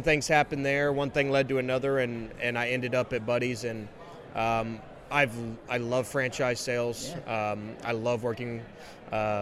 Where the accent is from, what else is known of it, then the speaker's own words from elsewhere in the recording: West Texas, United States; also born or lived in Dallas / Lubbock; born and bred West Texan.